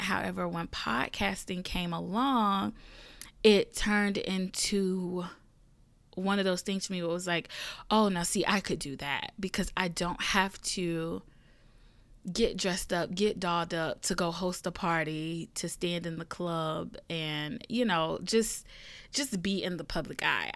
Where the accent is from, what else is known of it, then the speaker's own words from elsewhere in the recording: the South, United States; I am a Southern girl and I am from the South. Um, born and raised, still here